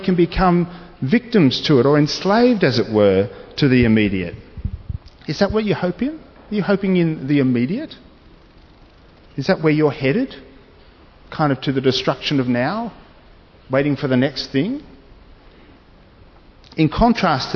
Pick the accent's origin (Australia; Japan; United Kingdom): Australia; being a citizen of this great nation of Australia. And I'm happy to be identified as Australian